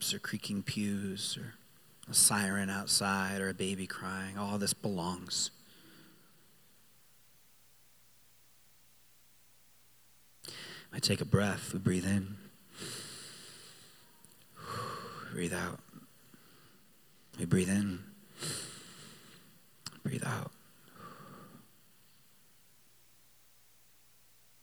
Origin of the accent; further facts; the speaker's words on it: Rhode Island, United States; I grew up in Rhode Island